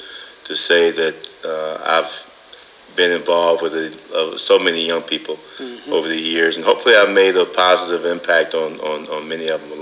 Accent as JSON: {"language": "English", "town": "Saginaw", "region": "Michigan", "country": "United States", "tie": "born or raised there", "also_born_or_lived": "Oakley, Michigan", "said": "But I was actually raised in Saginaw."}